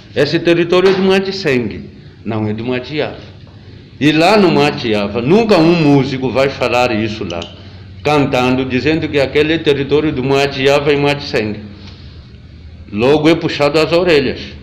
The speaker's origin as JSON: {"language": "Portuguese", "region": "Lunda Chokwe", "country": "Angola", "said": "nós os Lunda Chokas virmos nos instalar aqui nessa região"}